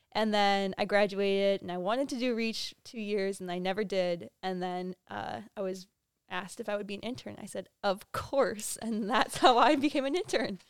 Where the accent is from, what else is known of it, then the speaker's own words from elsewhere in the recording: Buffalo, New York, United States; now in Columbus, United States; I'm from Buffalo, New York